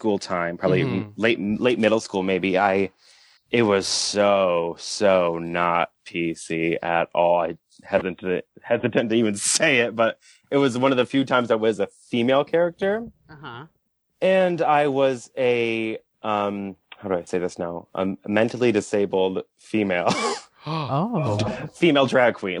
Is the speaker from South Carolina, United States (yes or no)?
no; Watertown, New York, United States; moved away as an adult; now in Rochester, United States; I grew up in Jefferson County, Watertown area, which is like way up north and awful